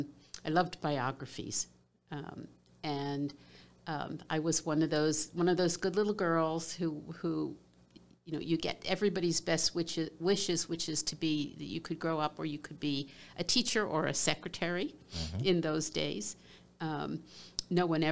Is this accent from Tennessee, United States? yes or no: no; Philadelphia, Pennsylvania, United States; I grew up in Philadelphia, Pennsylvania, I was a middle child, the only daughter.